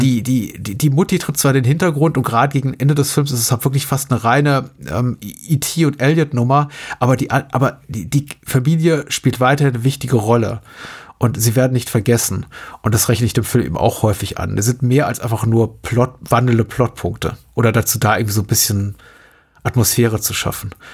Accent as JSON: {"language": "German", "country": "Germany", "tie": "born or raised there"}